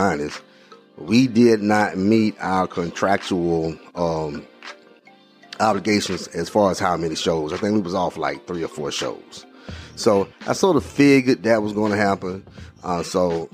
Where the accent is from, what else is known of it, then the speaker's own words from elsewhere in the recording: Alabama, United States; I'm from Alabama